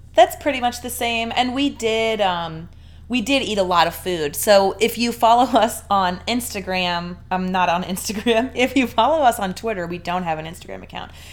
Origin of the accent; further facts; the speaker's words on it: Delaware, United States; we're from Delaware and people in Delaware don't say freeway